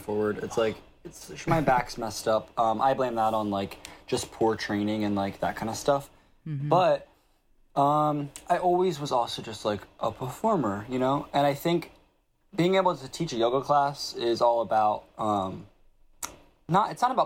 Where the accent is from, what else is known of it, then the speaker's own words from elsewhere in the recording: North Wildwood, New Jersey, United States; I grew up and was born and raised in North Wildwood all my life